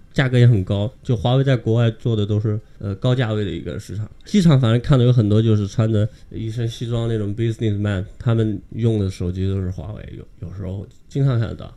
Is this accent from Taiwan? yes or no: no; China; moved away as an adult; now in Bayreuth, Germany; 我们中国人